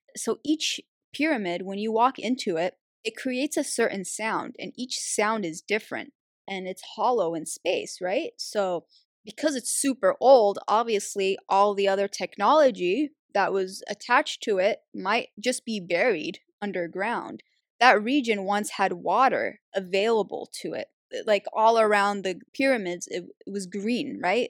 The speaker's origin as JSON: {"language": "English", "country": "Algeria", "said": "I'm from Algeria"}